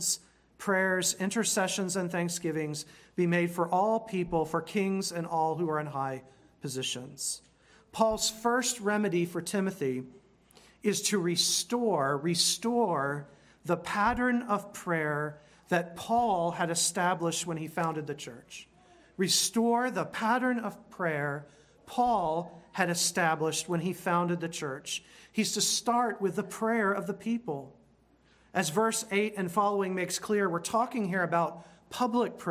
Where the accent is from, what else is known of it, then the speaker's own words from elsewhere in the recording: United States; Being an American, which I am